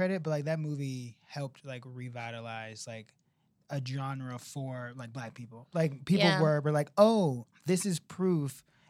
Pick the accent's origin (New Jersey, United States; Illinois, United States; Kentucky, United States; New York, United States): Illinois, United States; Chicago; Yes, I had so much family that lived in Cabrini Green and right now is like gentrified and tore down and is very close to Second City.